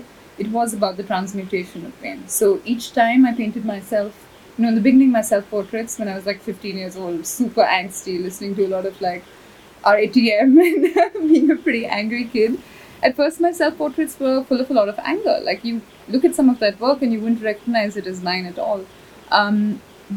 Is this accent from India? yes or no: yes; India; growing up in India, 13, 14 years old